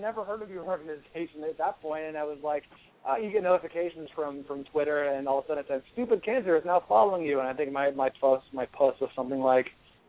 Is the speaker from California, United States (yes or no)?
yes; California, United States; and I'm from the Bay Area, the San Francisco Bay Area.